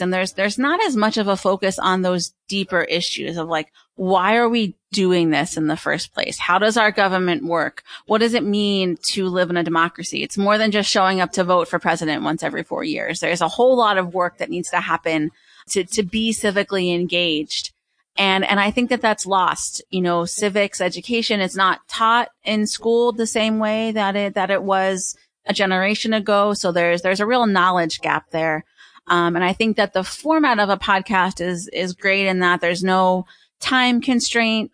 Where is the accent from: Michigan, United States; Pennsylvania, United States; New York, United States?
Pennsylvania, United States; I was born and raised in Pennsylvania